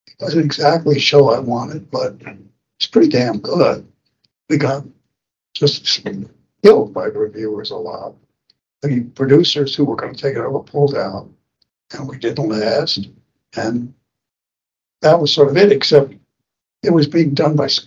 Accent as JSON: {"language": "English", "town": "Atlanta", "region": "Georgia", "country": "United States", "tie": "born or raised there", "moved": "yes", "said": "growing up in Atlanta"}